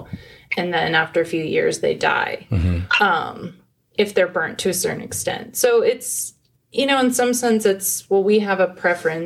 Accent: Phoenix, Arizona, United States; I grew up in Phoenix

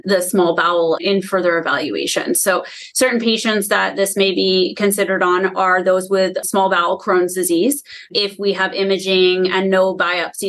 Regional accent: Vermont, United States; moved away as an adult; now in Cleveland, United States; I'm actually from Vermont. I came here in 2011

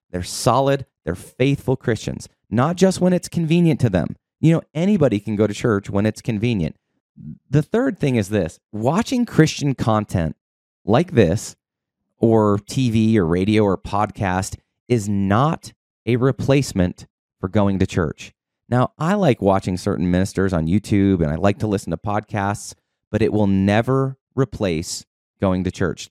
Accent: Boulder, Colorado, United States; moved away; Originally, I'm from Boulder, Colorado. I lived on the mountain

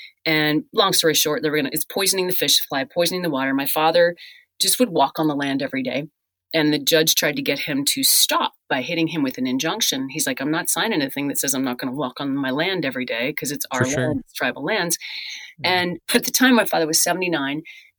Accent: Newfoundland and Labrador, Canada; So yeah, I'm from Labrador.

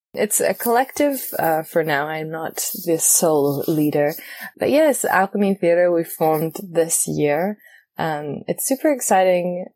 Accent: New Zealand; moved away as an adult; also born or lived in Australia; now in Paris, France; I am originally from New Zealand and I came to France in 2016, 2015

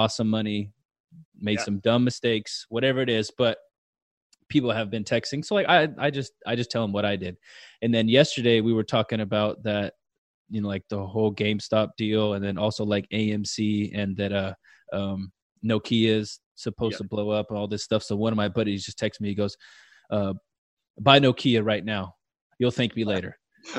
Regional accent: Fresno, California, United States; born or raised there

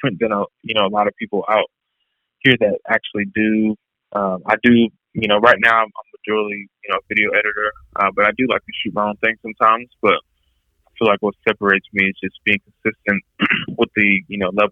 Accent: Atlanta, Georgia, United States; I'm from Atlanta

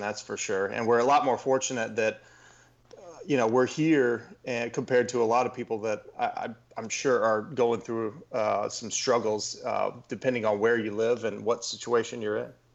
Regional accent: Texas, United States; also born or lived in Louisiana; I grew up in Texas

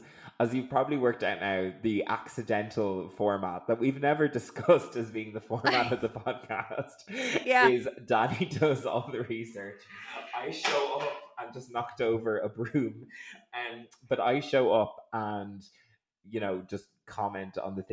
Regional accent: Dublin, Leinster, Ireland; accent: Dublin; I consider my Dublin accent to be quite neutral, but I get told like by people who are like inner city Dublin, they're always like, oh, fucking posh you are

